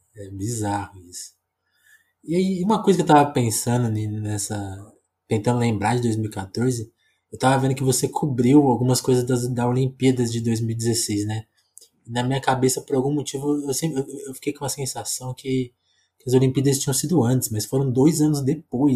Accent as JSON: {"language": "Portuguese", "town": "Ribeirão Preto", "region": "São Paulo", "country": "Brazil", "moved": "yes", "said": "eu sou do interior de São Paulo, né? Ribeirão"}